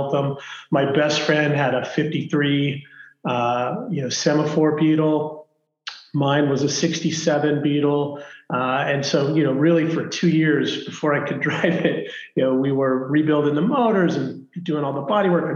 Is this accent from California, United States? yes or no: yes; Los Angeles, California, United States; I grew up in Los Angeles, actually, in the San Fernando Valley